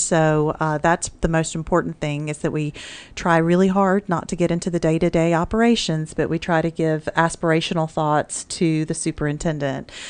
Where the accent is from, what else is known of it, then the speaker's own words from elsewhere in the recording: Mississippi, United States; now in Mansfield, Texas, United States; Growing up in Mississippi in public education